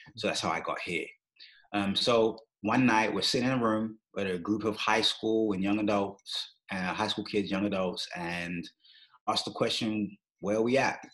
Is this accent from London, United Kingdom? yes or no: yes; London, United Kingdom; moved away as an adult; now in Kansas City, United States; I grew up in London, England.